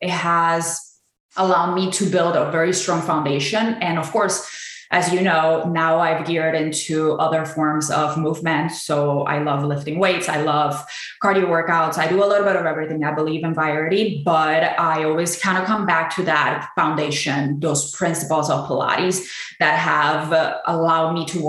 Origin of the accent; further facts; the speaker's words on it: Puerto Rico; now in Chicago, United States; So I am originally from Puerto Rico. I lived in Chicago most of my life, and I actually have been active in fitness for about 15 years now.